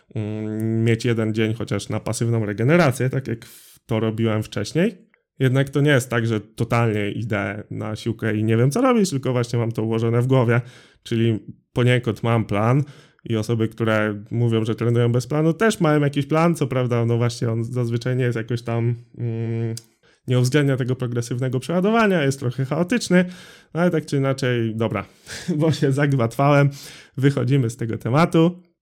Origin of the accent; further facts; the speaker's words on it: Drawsko Pomorskie, West Pomeranian Voivodeship, Poland; Ja jestem z Drawska Pomorskiego